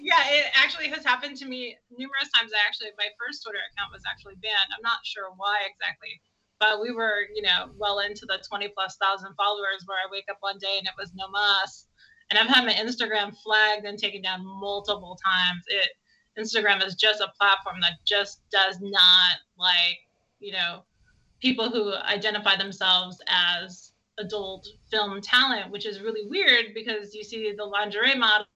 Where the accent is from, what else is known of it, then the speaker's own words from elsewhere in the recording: California, United States; I'm from California